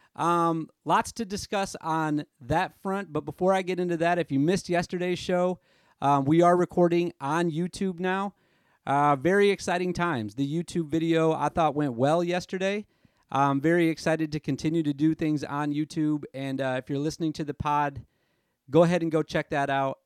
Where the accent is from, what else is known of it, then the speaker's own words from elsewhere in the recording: Nashville, Tennessee, United States; my hometown in Nashville.